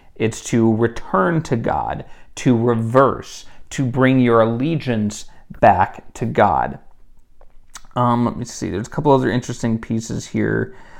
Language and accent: English; United States; as an American who has been raised in a very individualistic society